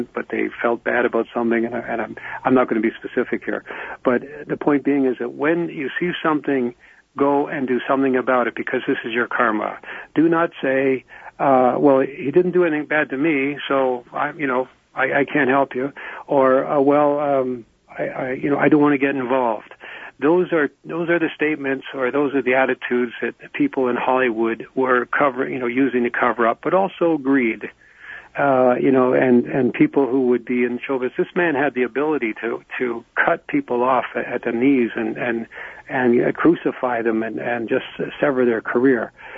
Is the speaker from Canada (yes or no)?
yes; Canada; I'm a Canadian, so when I talk about American politics, I always remind my friends that I'm a Canadian.